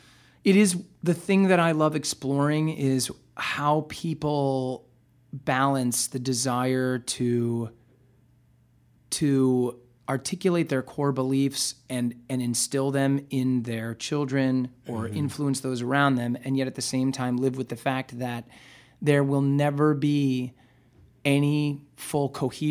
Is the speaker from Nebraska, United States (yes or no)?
yes; Nebraska, United States; I'm from Nebraska.